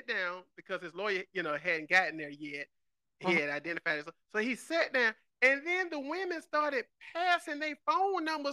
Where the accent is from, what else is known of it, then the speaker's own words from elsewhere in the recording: Georgia, United States; I grew up in Georgia